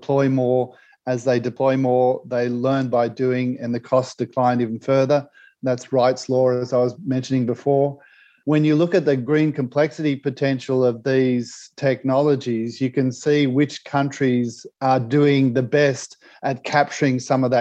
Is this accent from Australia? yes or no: yes; Australia; my home country, Australia